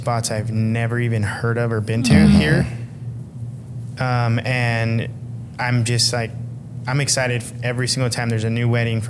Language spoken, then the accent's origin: English; Los Angeles, California, United States; now in Portland, United States; I'm from Los Angeles, and Los Angeles is like, it's great, but there's smog everywhere. There's no like real scenery. It's just buildings or the beach.